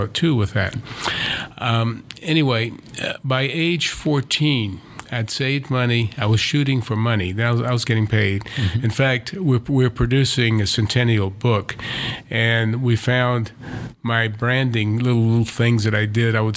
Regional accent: Savannah, Georgia, United States; moved away; growing up in Savannah was idyllic in those days

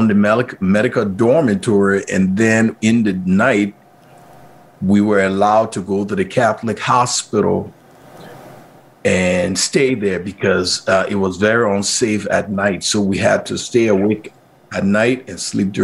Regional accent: Liberia; moved away as an adult; now in Montana, United States; Growing up in Liberia, I grew up on the Firestone Plantation

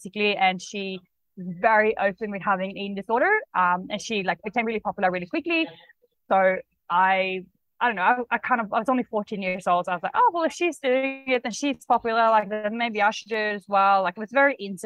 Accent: Sweden; English is a second language; moved away as an adult; also born or lived in Australia; now in Bali, Indonesia; I am from Sweden, so that's why I have a bit of an accent, but I lived in Australia for about 8.5 years. Only just relocated to Bali

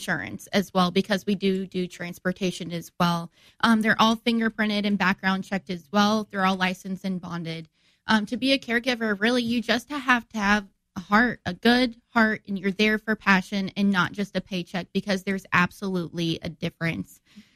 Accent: Divernon, Illinois, United States; I'm from Divernon, and when I was little, I used to ride my bike around

